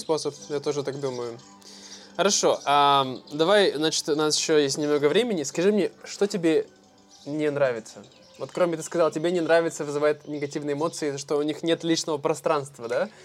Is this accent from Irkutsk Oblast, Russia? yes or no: yes; Irkutsk, Irkutsk Oblast, Russia; Мультифорка мы называем в России, в Иркутске